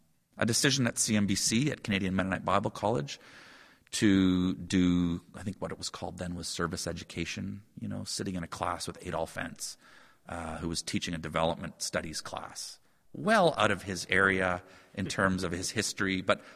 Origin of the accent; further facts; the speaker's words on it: Calcutta, West Bengal, India; I mentioned growing up in Calcutta. That was that's certainly a milestone, and one that I've not offered to my kids, that cross-cultural experience.